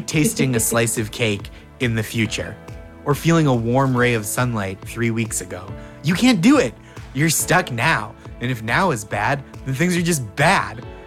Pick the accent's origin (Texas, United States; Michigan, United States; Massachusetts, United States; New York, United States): Massachusetts, United States; Boston; I'm from from around Boston